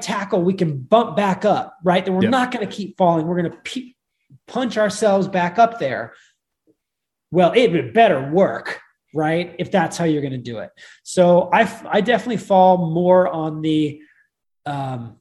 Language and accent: English; San Diego, California, United States; I grew up, as everyone knows, on the West Coast. I was raised in San Diego, and my early formative years were about the Chargers